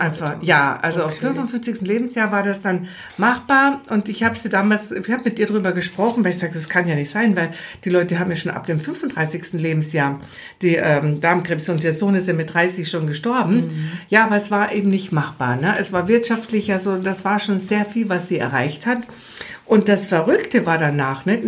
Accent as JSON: {"language": "German", "country": "Austria", "accent": "Austrian", "moved": "as an adult", "lives_now": "Germany", "said": "Ich, ich bin ja Österreicherin, das hört man zwischen so ein bisschen"}